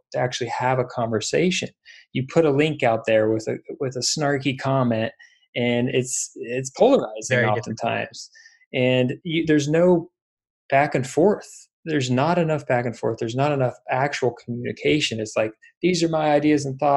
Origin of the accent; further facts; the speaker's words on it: Indiana, United States; I'm from Indiana